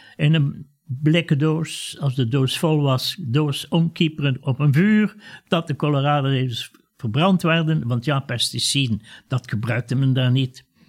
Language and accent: Dutch; Ghent, Flanders, Belgium; ik was toen acht jaar, wij woonden in Gent met mijn ouders